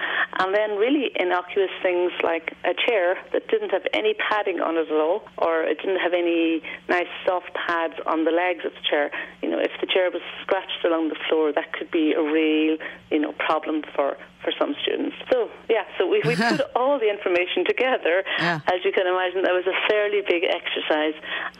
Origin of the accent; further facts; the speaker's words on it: United States; Yeah, but no, I'm a visitor from the States last week, actually.